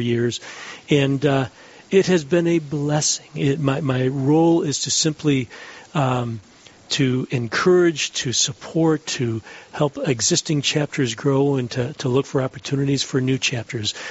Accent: Detroit, Michigan, United States; moved away as an adult; also born or lived in Ann Arbor, Michigan; now in Dallas, United States; I'm from Detroit originally, born and raised in Detroit, and raised a family in Ann Arbor

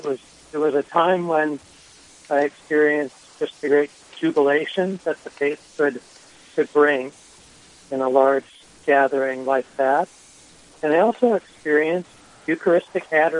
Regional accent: Rochester, Minnesota, United States; moved away as an adult; also born or lived in Des Moines, Iowa; now in Minneota, United States; I'm originally from Rochester, Minnesota, and was baptized at St. Pius Church there

